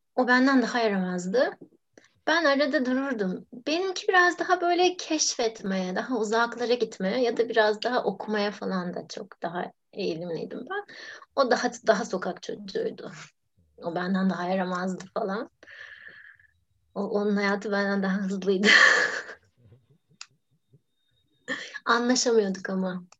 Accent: Istanbul, Turkey; kendi mahallemde İstanbul'un biraz varoşunda büyüdüm ben

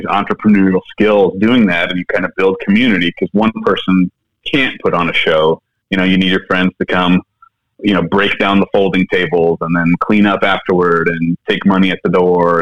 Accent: Peoria, Illinois, United States; moved away as an adult; also born or lived in Ketchikan, Alaska / Portland, Oregon; I lived in Peoria area from second grade through freshman year of college

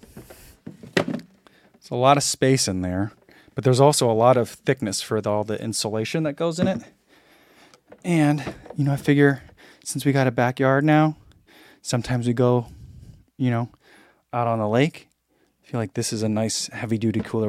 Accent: New Jersey, United States; we grew up in New Jersey

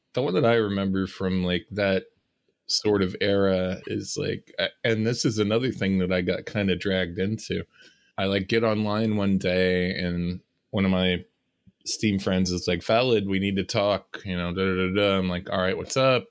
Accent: California, United States; moved away; I decided I was gonna go back to my hometown

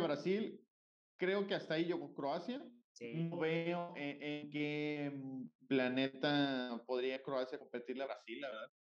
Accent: Mexico; nosotros como mexicanos

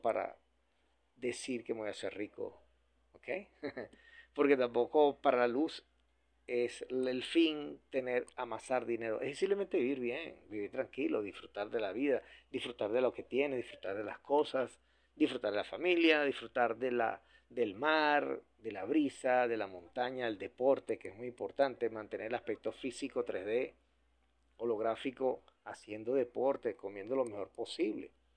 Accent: Venezuela; Yo seguiré en Venezuela, en mi centro de operaciones, aquí seguiré en mi país trabajando

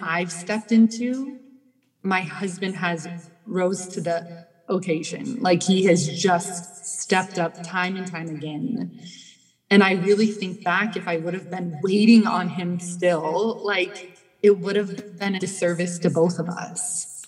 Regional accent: Midwest, United States; moved away as an adult; also born or lived in Vienna; now in Los Angeles, United States; I grew up in the Midwest

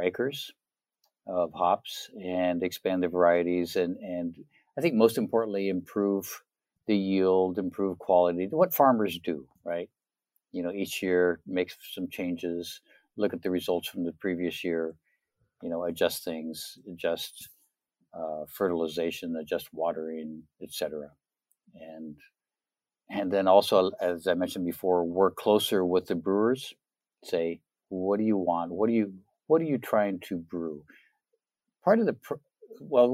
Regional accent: Oregon, United States; also born or lived in Minnesota; now in Tennessee, United States; I'm from Oregon originally

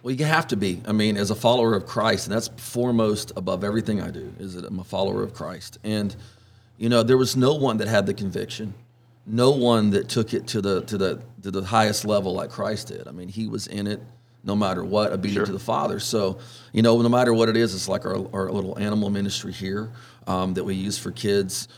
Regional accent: Orange, Texas, United States; I was born in Orange, and um, grew up fishing and hunting with my dad

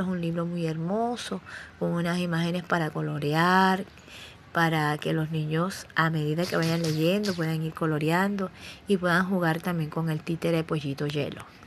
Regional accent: Cartagena, Bolívar, Colombia; Yo nací en Cartagena de Indias

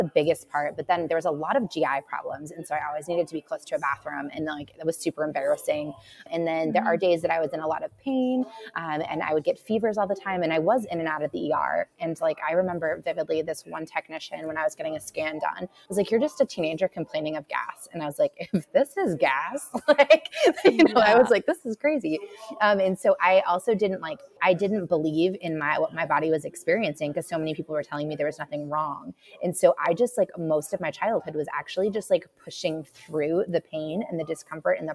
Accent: Massachusetts, United States; now in Asheville, United States; I grew up in Massachusetts

